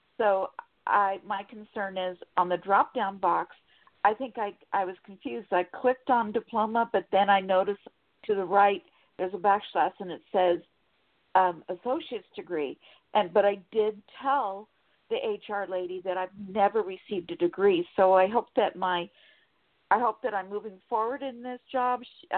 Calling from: Sacramento, California, United States; Sacramento, California.

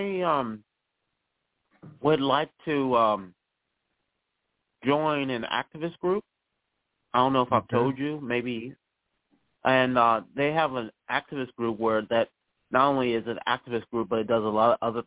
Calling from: Charlottesville, Virginia, United States; I'm calling from Charlottesville, Virginia.

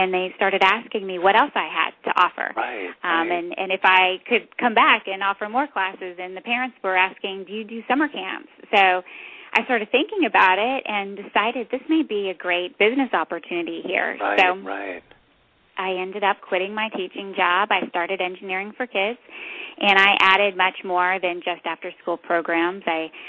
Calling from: Fredericksburg, Virginia, United States; We are in Fredericksburg, Virginia.

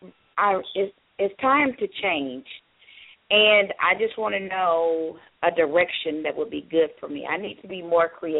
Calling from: Georgia, United States; I'm calling from Georgia.

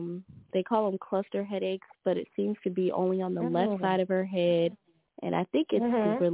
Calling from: Louisiana, United States; Good evening. … from Louisiana.

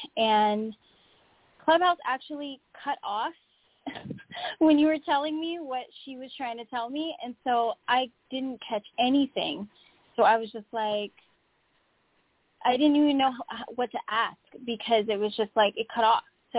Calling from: Oxnard, California, United States; I'm calling from Oxnard, California.

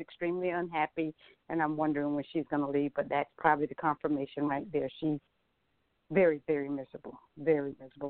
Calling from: Atlanta, Georgia, United States; I'm calling from Atlanta, Georgia.

